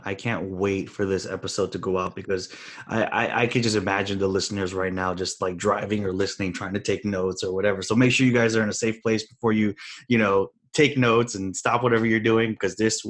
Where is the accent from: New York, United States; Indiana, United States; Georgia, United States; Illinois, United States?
Illinois, United States; Chicago; we grew up poor in Chicago